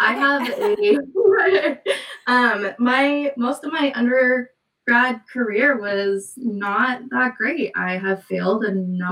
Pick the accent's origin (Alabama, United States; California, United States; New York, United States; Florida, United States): California, United States; now in Washington, United States; I'm originally from California